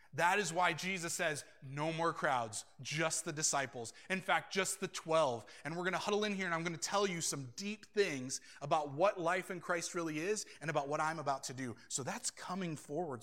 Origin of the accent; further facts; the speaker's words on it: United States; I'm an American